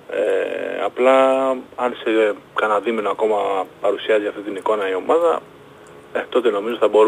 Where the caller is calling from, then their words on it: Palaio Faliro, Attica, Greece; από το Παγλιφάλερο